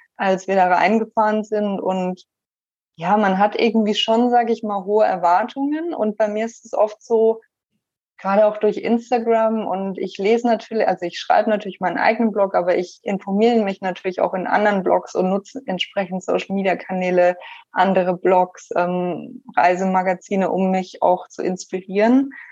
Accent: Germany; moved away as an adult; also born or lived in Shanghai; now in Portland, United States; natürlich ist meine Heimat Deutschland

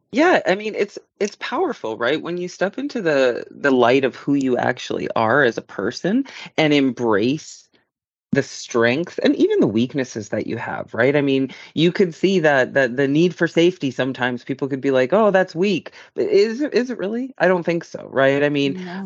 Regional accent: Yukon, Canada; moved away; until I moved away from the Yukon and down south

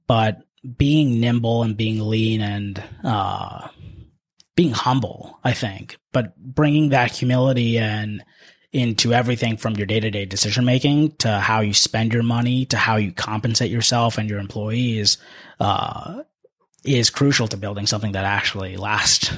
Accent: Washington, District of Columbia, United States; also born or lived in India / Tempe, Arizona; I am not originally from the DC area, although I've lived here my entire life. I grew up in this area, but I was born in India

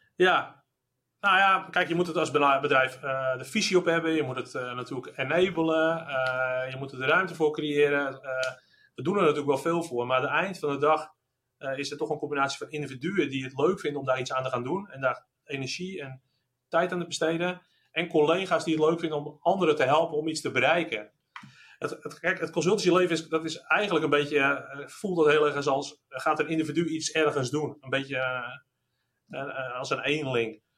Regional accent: Netherlands; zijn we ook Nederlanders

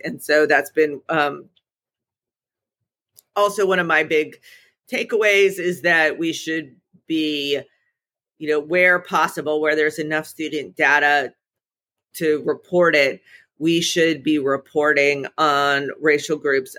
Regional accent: Birmingham, Alabama, United States; now in Dayton, United States; I came from Birmingham, Alabama. It is very, the conversation around race in Birmingham is very different than it is in Dayton, Ohio.

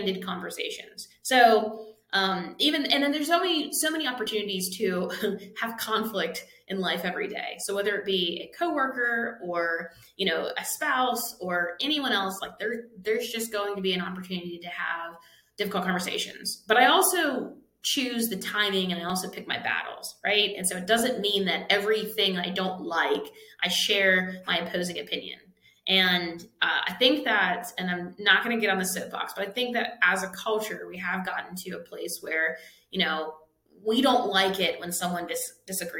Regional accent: Pittsburgh, Pennsylvania, United States; I'm from Pittsburgh area

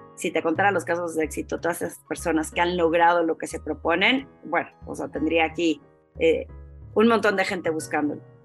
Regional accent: Torreón, Coahuila, Mexico; moved away as an adult; cuando recién me salí de Torreón

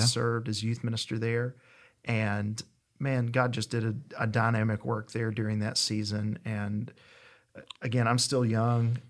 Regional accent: East Tennessee, United States; now in Tupelo, United States; I'm originally from East Tennessee

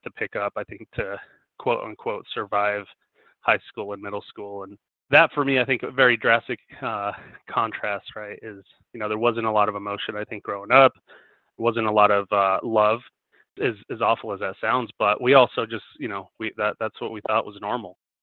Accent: Denver, Colorado, United States; I live in Denver, Colorado, born and raised

